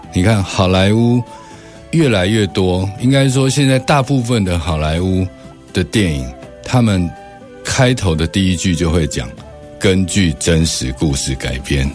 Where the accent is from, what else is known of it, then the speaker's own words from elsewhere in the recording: Taiwan; 我们台湾人自己